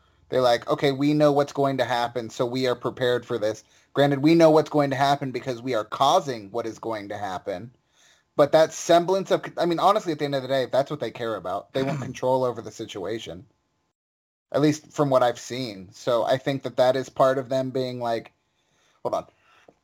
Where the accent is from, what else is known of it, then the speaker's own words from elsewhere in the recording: Charleston, West Virginia, United States; moved away; also born or lived in Chicago; I'm originally from West Virginia